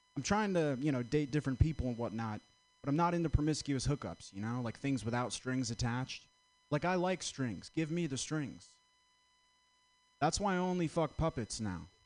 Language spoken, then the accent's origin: English; Vermont, United States; I'm from Vermont